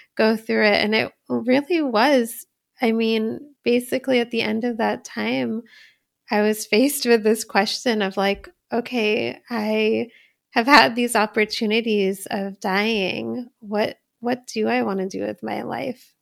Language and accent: English; Poughkeepsie, New York, United States; my family actually had a business when I was little. I was, like, ten years old, and in Poughkeepsie, New York, we had a Indian grocery store called Health Nut